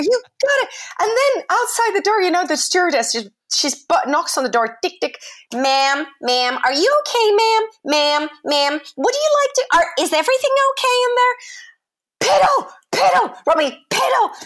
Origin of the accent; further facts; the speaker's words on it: United Kingdom; I'm British